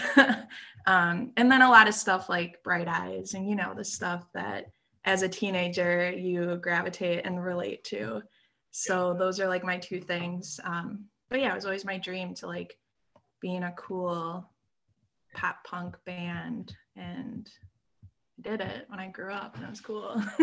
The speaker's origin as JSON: {"language": "English", "town": "South Milwaukee", "region": "Wisconsin", "country": "United States", "tie": "born or raised there", "also_born_or_lived": "Oak Creek, Wisconsin", "said": "born and raised in Milwaukee. Um, I grew up in a small town called South Milwaukee ah. um, uh, and Oak Creek"}